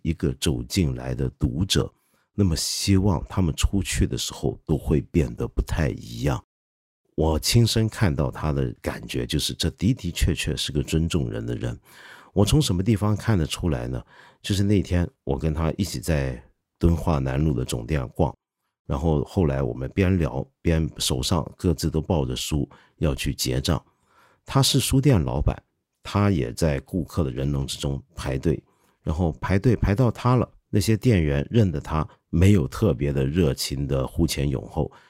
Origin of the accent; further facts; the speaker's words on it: China; 包括我们中国人